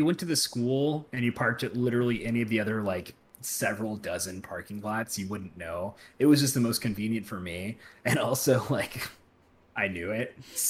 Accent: England, United Kingdom; But yeah, I'm English.

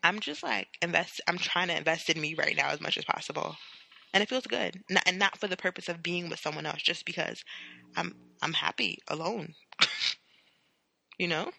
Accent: New York City, New York, United States; I have the New York demeanor

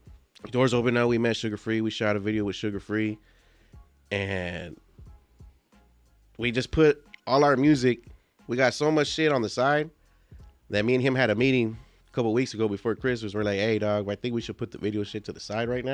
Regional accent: Whittier, California, United States; moved away as an adult; also born or lived in South Central, Los Angeles / South Gate, California / New Mexico; I'm not from Southside Whittier, but I grew up in Southside Whittier

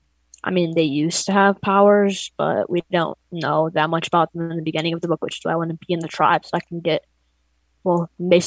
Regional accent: Ypsilanti, Michigan, United States; I'm 11 and I'm from Ypsilanti.

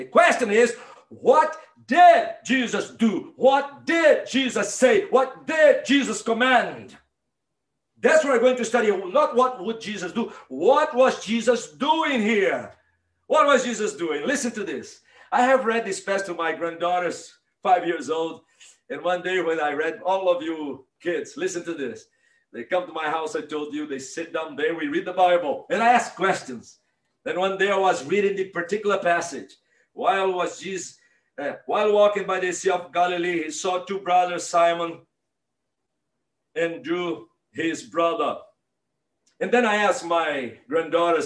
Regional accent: Northeast Brazil, Brazil; now in Mississippi, United States; I grew up in Northeast Brazil, about 2 miles from the beach

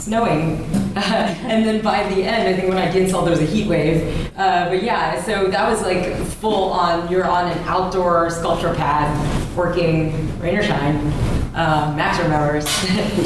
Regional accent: Kentucky, United States; now in New York, United States; I grew up in Kentucky

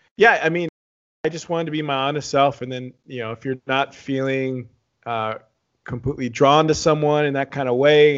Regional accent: San Antonio, Texas, United States; also born or lived in Dallas; I grew up in Texas, born and raised, I was born in Dallas, grew up in San Antonio, uh, spent, yeah, my childhood in San Antonio

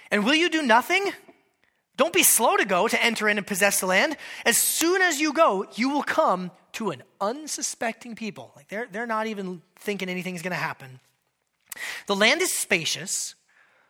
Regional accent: Anchorage, Alaska, United States; moved away; I grew up in Anchorage, Alaska

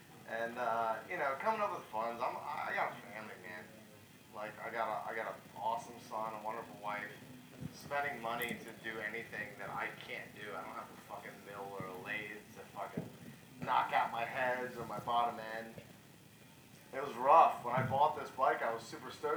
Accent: Baltimore, Maryland, United States; now in Edgewood, United States; I am originally from Baltimore, Maryland. I live in Edgewood, Maryland right now

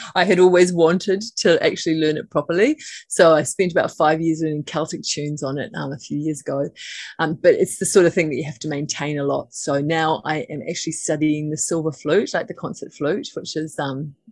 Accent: Auckland, New Zealand; now in Waiheke Island, New Zealand; I live at the moment on Waiheke Island. I grew up in Auckland City.

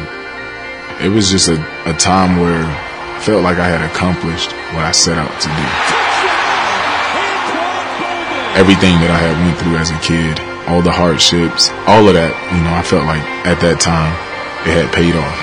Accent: Pahokee, Florida, United States; my hometown, Pahokee, Florida. Small town right on Lake Okeechobee

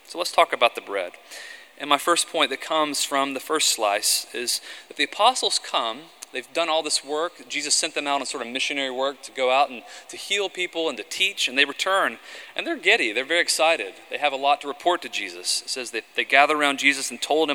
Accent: the South, United States; I grew up in the South

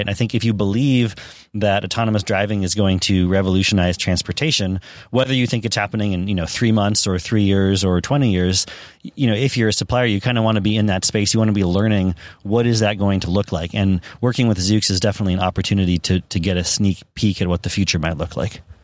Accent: Silicon Valley, California, United States; I grew up in Silicon Valley

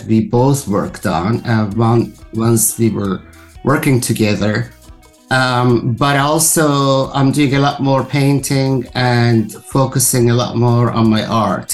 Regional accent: Tabriz, East Azerbaijan, Iran; first language Azerbaijani; English is a second language; moved away as an adult; also born or lived in France; I was born in Tabriz, Azerbaijan, province of Iran

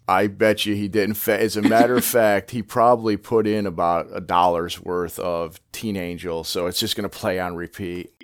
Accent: upstate New York, United States; now in the South, United States; I'm from upstate New York, but I live in the South now

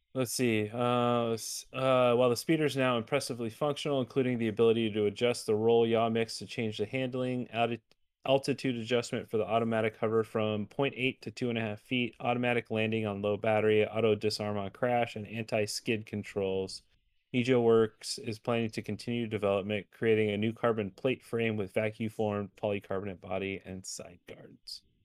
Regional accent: Arizona, United States; my home state of Arizona

